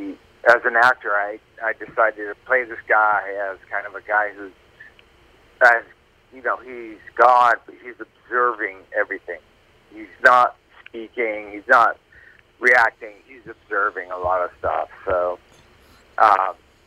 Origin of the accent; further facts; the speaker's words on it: Plymouth, Massachusetts, United States; moved away as an adult; also born or lived in Maine; I grew up in Plymouth, Massachusetts